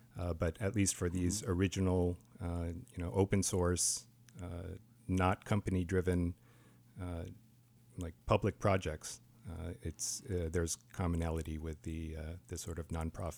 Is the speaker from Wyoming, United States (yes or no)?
yes; Wyoming, United States; I was born in Wyoming, actually. My parents immigrated here from South Korea, and they jumped through all the hoops to become American citizens about 50 years ago. So I grew up in kind of the mountain states